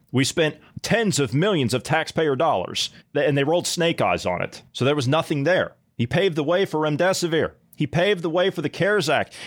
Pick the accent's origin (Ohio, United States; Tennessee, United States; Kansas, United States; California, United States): Ohio, United States; moved away; my home state of Ohio where I come from